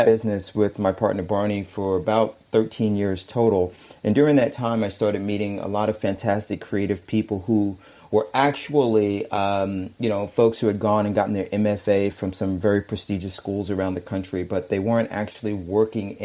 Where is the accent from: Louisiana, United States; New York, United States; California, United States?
New York, United States; New York City; moved away as an adult; now in Hayama, Japan; I'm originally from Brooklyn. I was born and raised in Bedford-Stuyvesant.